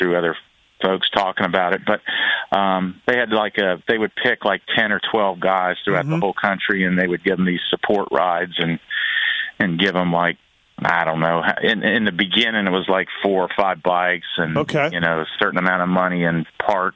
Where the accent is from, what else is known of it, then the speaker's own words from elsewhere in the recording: Florida, United States; I was from Florida